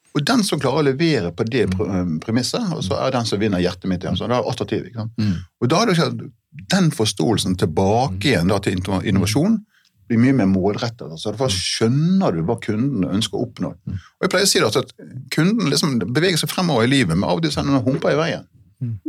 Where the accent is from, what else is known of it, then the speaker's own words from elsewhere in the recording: Hardanger, Vestland, Norway; i Hardanger, der jeg kommer fra.